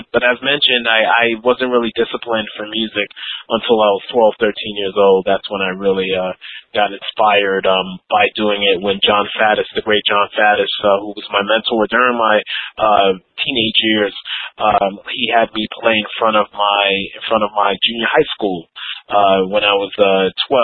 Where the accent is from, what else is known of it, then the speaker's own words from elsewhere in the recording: New York City, New York, United States; also born or lived in Manhattan; I'm from New York City. Born and raised in New York City, and I live in New York now. So definitely, it's been a great journey being a native New Yorker and born in Manhattan, raised in Queens